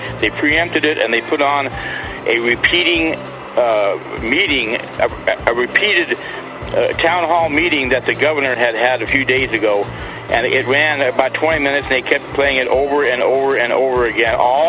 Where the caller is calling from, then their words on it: Reno, Nevada, United States; I'm calling from Reno, Nevada.